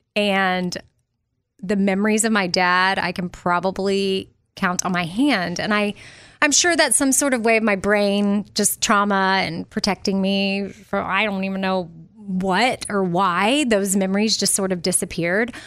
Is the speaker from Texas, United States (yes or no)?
yes; Austin, Texas, United States; moved away; I'm a Texas girl, and I always will be at heart, but New York was just this, wow, this, I mean, I was from Austin